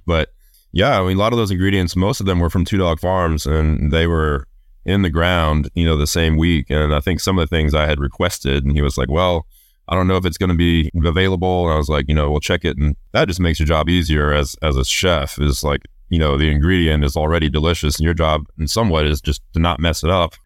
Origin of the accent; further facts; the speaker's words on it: New Orleans, Louisiana, United States; growing up in New Orleans